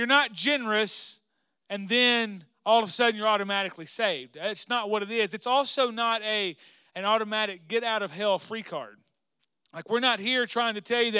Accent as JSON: {"language": "English", "region": "Arkansas", "country": "United States", "tie": "born or raised there", "moved": "yes", "said": "We grew up in Arkansas together"}